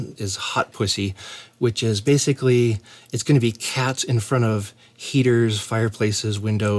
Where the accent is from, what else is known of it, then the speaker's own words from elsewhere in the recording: Colorado, United States; I am from Colorado.